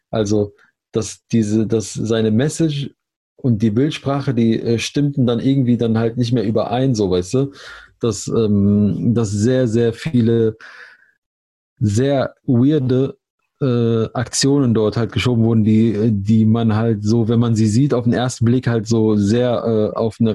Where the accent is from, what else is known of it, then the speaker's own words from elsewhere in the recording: Germany; aber das sollte doch der gemeinsame Begriff sein, oder? Wir sind Deutsche.